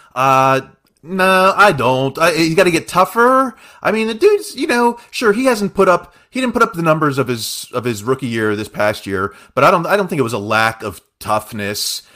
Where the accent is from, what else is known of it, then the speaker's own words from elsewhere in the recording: Uniontown, Pennsylvania, United States; born and raised in Fayette County, Uniontown, Pennsylvania